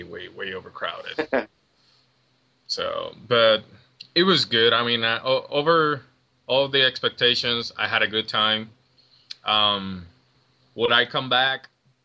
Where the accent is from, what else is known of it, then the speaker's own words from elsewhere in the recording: Puerto Rico; moved away as an adult; now in Cincinnati, United States; I'm from Puerto Rico. For those who don't know, you can hear the accent.